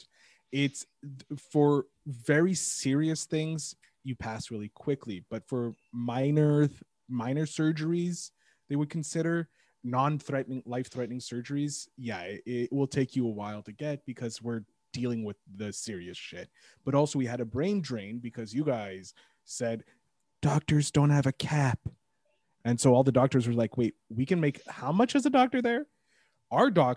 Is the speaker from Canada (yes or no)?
yes; Quebec, Canada